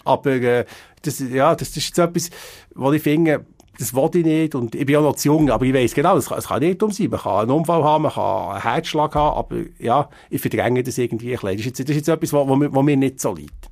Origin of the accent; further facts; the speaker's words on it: Biel, Bern, Switzerland; ich bin ein Bieler Kind